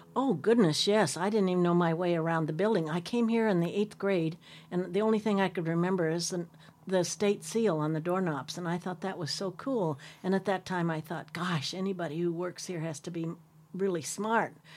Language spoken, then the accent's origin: English; Sherman County, Oregon, United States; when I moved away from Sherman County and moved to the city for the first time in my life